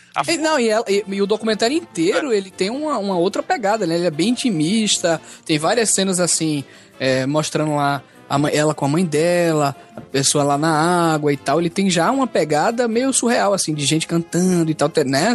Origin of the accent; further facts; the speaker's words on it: Recife, Pernambuco, Brazil; aqui em Recife, né, na minha terra